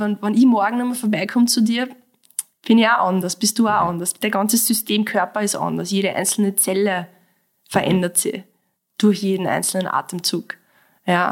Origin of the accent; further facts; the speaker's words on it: Mostviertel, Lower Austria, Austria; moved away as an adult; now in Vienna, Austria; ich komme aus dem Mostviertel. Ja. Ja, ich habe diesen Dialekt, aber seit ich in Wien wohne, irgendwie trotzdem nie ablegen